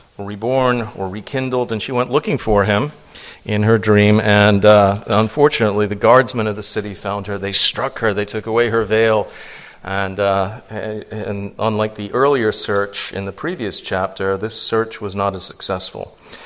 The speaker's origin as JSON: {"language": "English", "region": "Louisiana", "country": "United States", "said": "Are you from a foreign country? You sound like you're from a foreign country. I'm from Louisiana. That must be it. You sound French."}